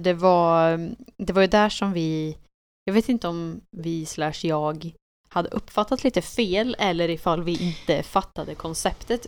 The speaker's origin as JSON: {"language": "Swedish", "country": "Sweden", "said": "vi var från Sverige"}